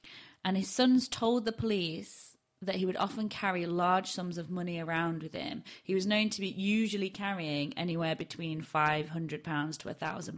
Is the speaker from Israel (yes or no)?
no; Barnsley, Yorkshire and the Humber, United Kingdom; accent: Yorkshire; I used to have a really broad Barnsley accent and I can't replicate it anymore.